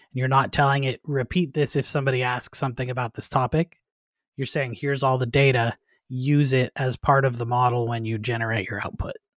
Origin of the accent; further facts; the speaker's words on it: Canada; moved away as an adult; also born or lived in United States / Nova Scotia; I'm originally a Canadian as well